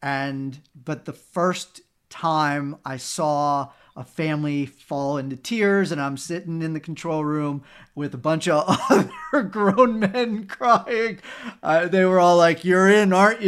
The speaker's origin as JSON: {"language": "English", "town": "Cincinnati", "region": "Ohio", "country": "United States", "also_born_or_lived": "West Virginia", "moved": "yes", "said": "I'm from Cincinnati"}